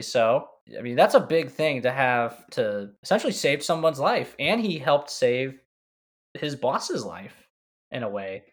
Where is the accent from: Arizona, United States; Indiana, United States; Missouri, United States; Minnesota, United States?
Missouri, United States; St. Louis; I'm from Saint Louis.